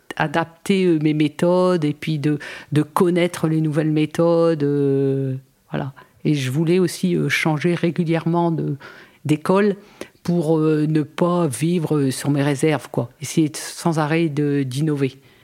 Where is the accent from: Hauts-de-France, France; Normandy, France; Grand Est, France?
Hauts-de-France, France; Arras; moved away as an adult; also born or lived in Côte d'Opale / Calais / Boulogne-sur-Mer; suis née sur Arras